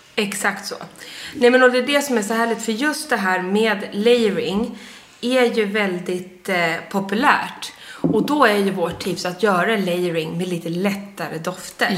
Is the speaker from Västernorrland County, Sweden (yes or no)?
yes; Sundsvall, Västernorrland County, Sweden; moved away; när jag fyllde år uppe i Sundsvall, där jag är född